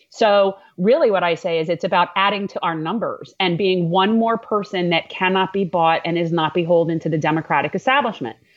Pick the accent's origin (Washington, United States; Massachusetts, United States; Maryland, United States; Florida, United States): Florida, United States; North Miami; I'm a native Floridian. I was born in North Miami, Florida